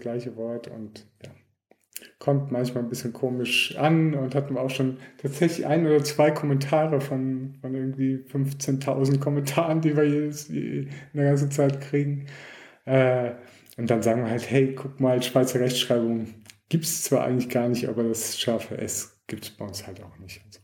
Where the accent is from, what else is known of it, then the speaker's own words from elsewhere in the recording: Germany; now in Switzerland; ich komme auch ursprünglich aus Deutschland